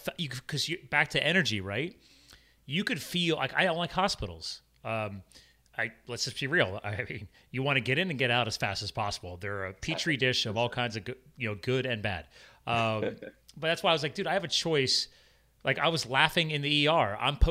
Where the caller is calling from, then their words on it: Allentown, Pennsylvania, United States; Allentown, you're an hour Pennsylvania, north of Philadelphia. Eastern time.